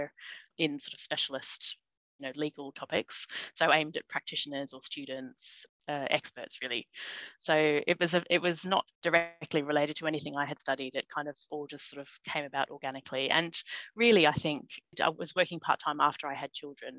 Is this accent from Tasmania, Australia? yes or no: no; Sydney, New South Wales, Australia; moved away as an adult; also born or lived in Sutherland Shire, Australia / Taree, Australia; now in London, United Kingdom; we moved back to Sydney with mum. We lived with my aunt and uncle, actually, in the eastern suburbs of Sydney. And I, spent my childhood there and went to university there.